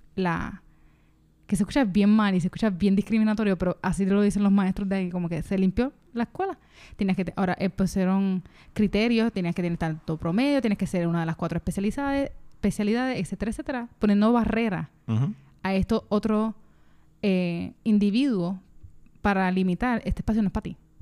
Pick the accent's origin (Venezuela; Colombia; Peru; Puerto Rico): Puerto Rico; la urbanización donde yo me crié